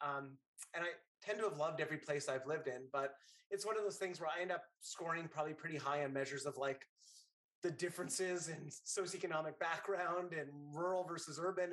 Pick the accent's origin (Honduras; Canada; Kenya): Canada; Northern Canada; moved away as an adult; now in New York City, United States; When I was a kid, I grew up in Northern Canada